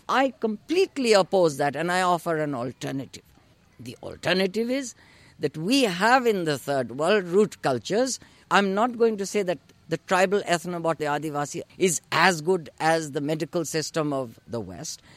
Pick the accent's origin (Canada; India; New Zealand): India; living in India, being born and brought up in India